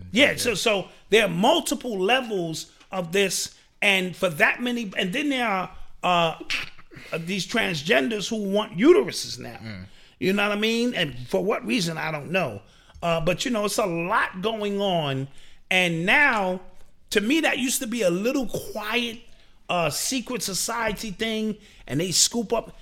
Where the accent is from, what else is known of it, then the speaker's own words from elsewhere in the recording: New York City, New York, United States; I grew up in that era. I'm from New York City